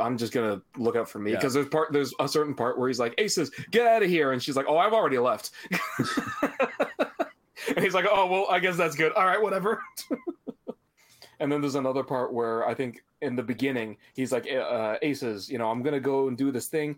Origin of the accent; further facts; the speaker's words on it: Canada; as a Canadian